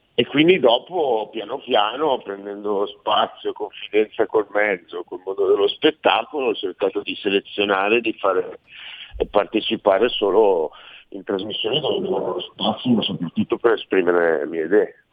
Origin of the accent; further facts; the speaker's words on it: Milan, Lombardy, Italy; accent: Milanese; also born or lived in Sciacca, Sicily; questo accento tradisce una parlata milanese